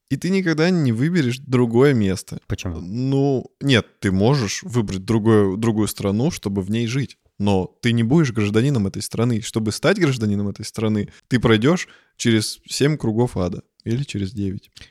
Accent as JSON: {"language": "Russian", "country": "Germany", "tie": "born there", "said": "Я родился в Германии. Я не стал гражданином Германии, потому что у меня родители граждане России."}